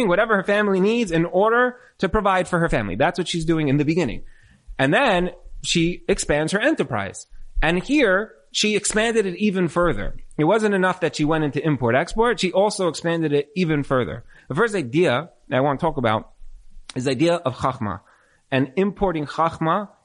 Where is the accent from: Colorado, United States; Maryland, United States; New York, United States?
New York, United States; I'm from New York